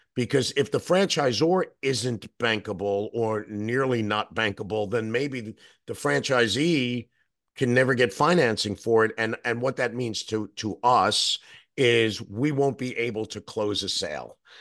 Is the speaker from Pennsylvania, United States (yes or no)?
no; New York, United States; as a New Yorker